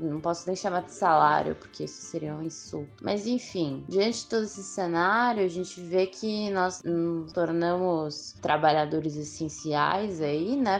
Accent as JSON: {"language": "Portuguese", "region": "São Paulo", "country": "Brazil", "said": "faço parte dos entregadores antifascistas, sou de São Paulo."}